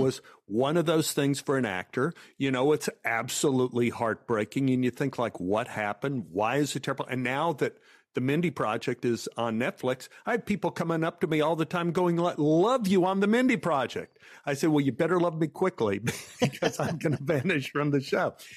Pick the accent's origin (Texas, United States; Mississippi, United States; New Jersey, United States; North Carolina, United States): Texas, United States; Dallas; growing up in Oak Cliff, which was a white flight area